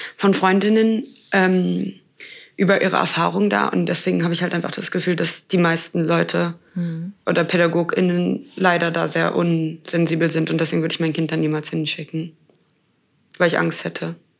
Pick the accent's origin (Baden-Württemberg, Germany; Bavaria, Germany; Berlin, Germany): Berlin, Germany; ich komme ja aus Berlin